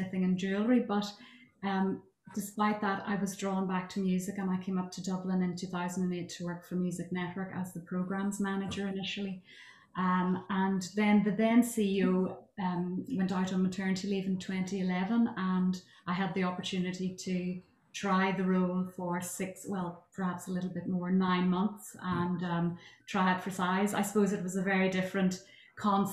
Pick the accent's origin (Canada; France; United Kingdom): United Kingdom; County Armagh, Northern Ireland; I'm originally from County Armagh